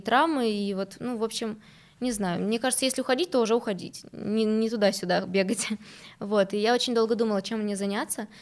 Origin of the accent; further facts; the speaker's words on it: Novocheboksarsk, Chuvashia, Russia; now in Moscow, Russia; Я из Новочебоксарска, во-первых, во-вторых, это маленький город